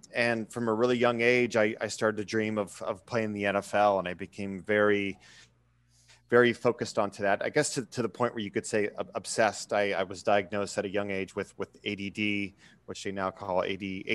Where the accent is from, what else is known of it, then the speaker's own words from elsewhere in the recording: Erie, Pennsylvania, United States; I grew up in Erie, Pennsylvania, which is a sports town